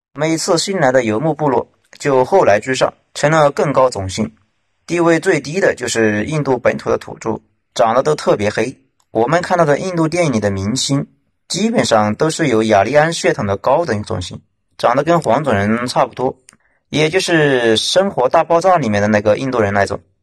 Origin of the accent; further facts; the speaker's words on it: China; 中国人对这一点没啥感觉。因为我们在海外没有保过那么大的殖民地